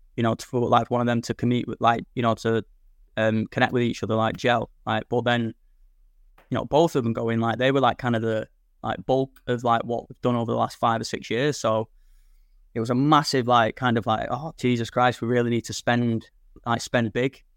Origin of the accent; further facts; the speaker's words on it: Manchester, North West England, United Kingdom; moved away as an adult; now in Blackpool, United Kingdom; I'm originally from Manchester